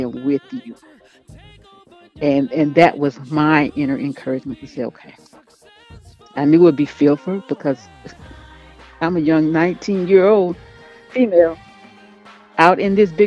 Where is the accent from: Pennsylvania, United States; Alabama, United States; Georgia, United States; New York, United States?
Alabama, United States; Mobile; moved away as an adult; when I grew up in Mobile. And I left home September 1985